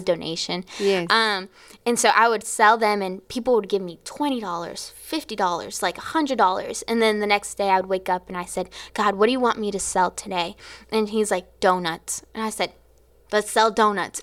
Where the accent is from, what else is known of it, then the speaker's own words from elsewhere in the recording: Florida, United States; I was from Florida